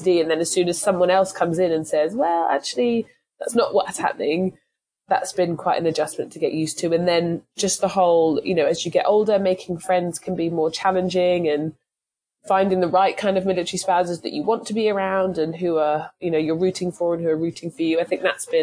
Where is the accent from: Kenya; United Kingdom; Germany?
United Kingdom; England; moved away as an adult; now in United States; I'm from England